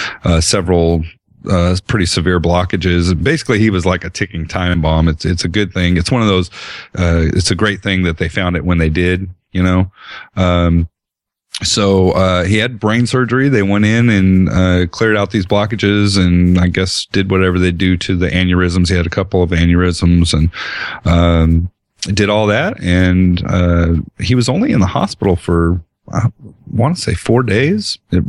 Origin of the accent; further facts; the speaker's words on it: Colorado, United States; I spent a little bit of time growing up in Colorado, and this just doesn't seem that cold to me